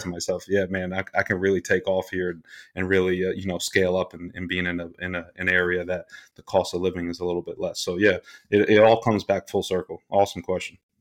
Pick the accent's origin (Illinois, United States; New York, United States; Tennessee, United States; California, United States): New York, United States; Rockland County; born and raised in Rockland County, New York